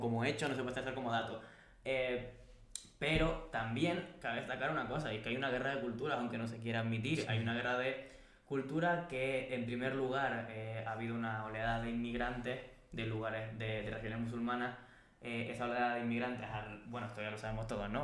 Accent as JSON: {"language": "Spanish", "country": "Spain", "said": "nosotros como pueblo español"}